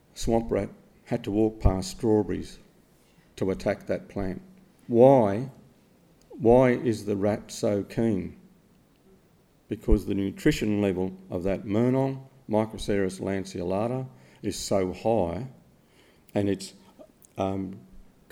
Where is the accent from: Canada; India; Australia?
Australia; that's my passport, I'm Australian